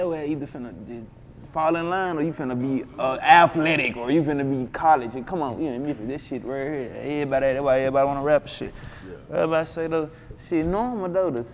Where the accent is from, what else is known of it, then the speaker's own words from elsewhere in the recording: Memphis, Tennessee, United States; I'm from the Bay